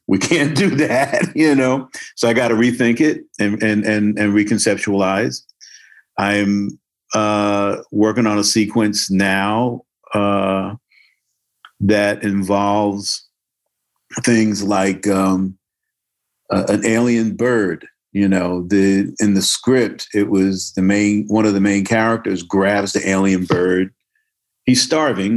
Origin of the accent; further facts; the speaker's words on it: Newark, New Jersey, United States; moved away as an adult; also born or lived in California; I grew up in Newark. I grew up on Somerset Street